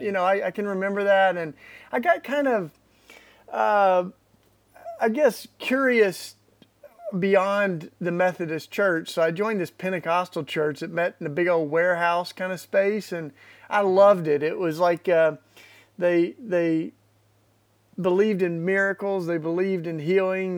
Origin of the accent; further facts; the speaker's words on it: East Tennessee, United States; I grew up in Tennessee, East Tennessee, in the Bible Belt